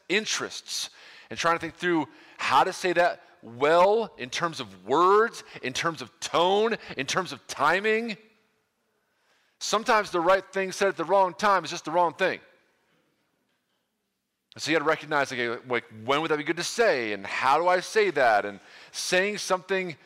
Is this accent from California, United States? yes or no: no; New York, United States; now in Ohio, United States; I'm from New York originally